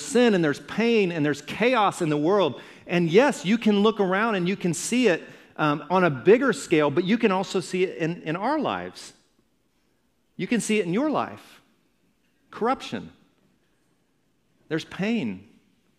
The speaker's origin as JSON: {"language": "English", "region": "Alabama", "country": "United States", "tie": "born or raised there", "also_born_or_lived": "Indiana", "said": "Then we moved to Alabama. My growing up days were in Alabama. I claim Alabama as home."}